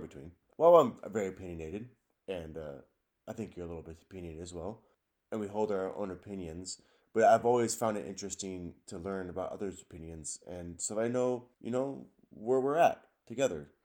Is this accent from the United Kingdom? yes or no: no; Richland, Washington, United States; I was born in Richland, Washington.